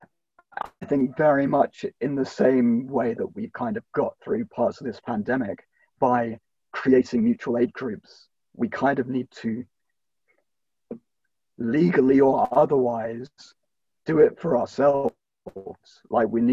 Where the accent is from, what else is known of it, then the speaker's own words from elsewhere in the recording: United Kingdom; a Brit myself